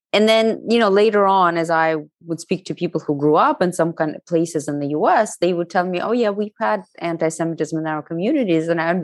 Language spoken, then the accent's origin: English; Russia; English is a second language; now in United States; I wanted nothing to do with Russia, with my Russian past. And I wanted to create this fully American identity.